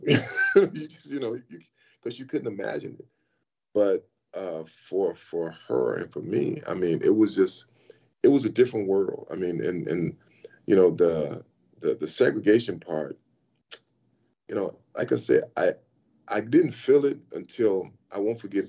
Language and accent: English; Sealy, Texas, United States; moved away as an adult; also born or lived in Los Angeles / Dallas; I'm from Sealy, Texas